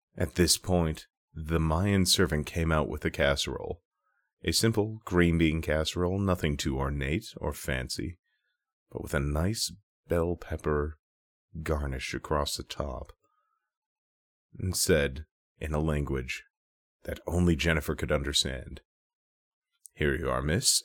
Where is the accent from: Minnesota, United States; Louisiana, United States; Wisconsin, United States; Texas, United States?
Minnesota, United States; I'm from Minnesota